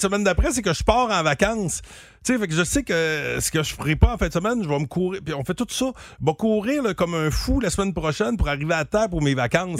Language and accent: French; Gentilly, Quebec, Canada; j'ai grandi à Gentilly ou grossi à Gentilly